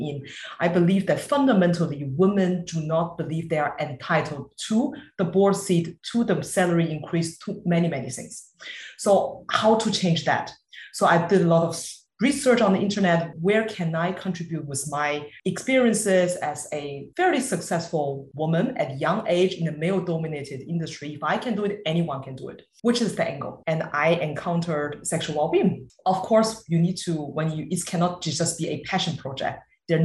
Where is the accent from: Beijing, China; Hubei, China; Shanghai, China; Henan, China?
Beijing, China; moved away; also born or lived in Germany; I'm really from Beijing, China. It cannot be more mainland